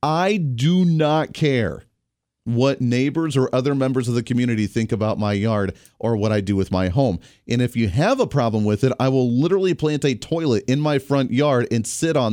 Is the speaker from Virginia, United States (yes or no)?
no; Colorado, United States; now in Kansas, United States; I grew up in Colorado